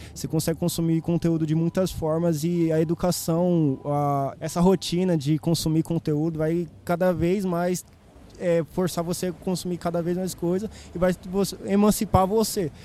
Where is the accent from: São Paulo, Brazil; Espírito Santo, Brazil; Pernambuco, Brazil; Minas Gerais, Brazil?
São Paulo, Brazil; Guarulhos; Nasci em Guarulhos